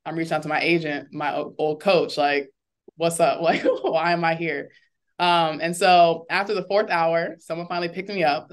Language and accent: English; Orlando, Florida, United States; I am from Orlando